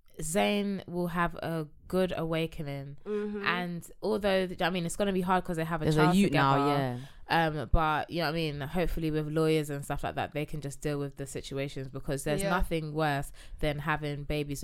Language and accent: English; Ghana; Like if I got with a Ghanaian man, I'm from Ghana.